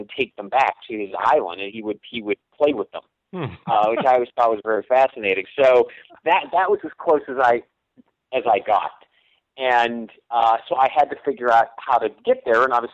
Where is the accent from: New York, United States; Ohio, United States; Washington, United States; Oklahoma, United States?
Ohio, United States; northeastern; now in Los Angeles, United States; I grew up sort of in the northeastern, you know, corner of northeastern part of the state